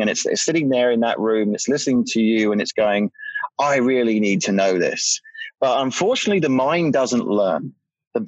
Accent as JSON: {"language": "English", "country": "United Kingdom", "said": "I'm British"}